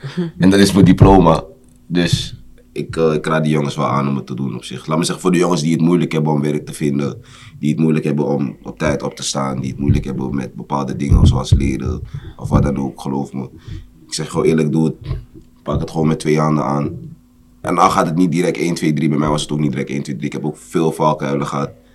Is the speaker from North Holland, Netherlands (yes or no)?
yes; Amsterdam, North Holland, Netherlands; Geboren en getogen in Amsterdam